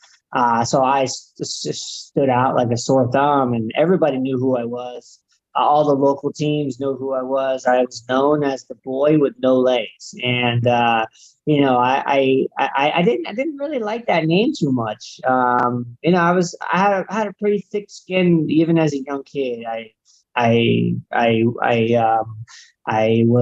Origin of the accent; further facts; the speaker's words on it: Southern California, United States; I grew up in Southern California